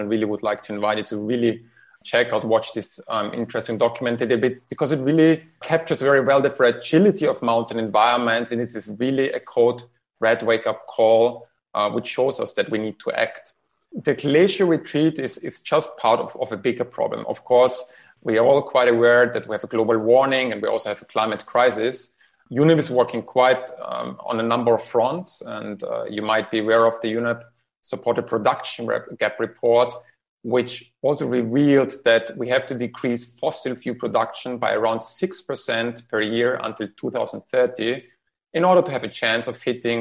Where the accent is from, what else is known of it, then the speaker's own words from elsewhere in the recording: Austria; I come from Austria